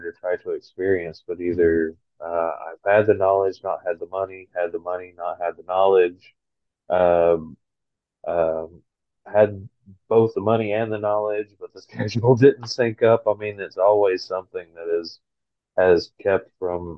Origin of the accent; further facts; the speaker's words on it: South Carolina, United States; I'm from South Carolina, which is 100% the birthplace of sweet tea